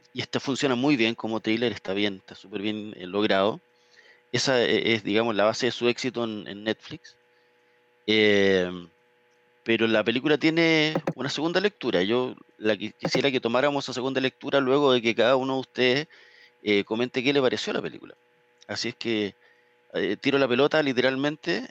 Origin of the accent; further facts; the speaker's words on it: Chile; uno como chileno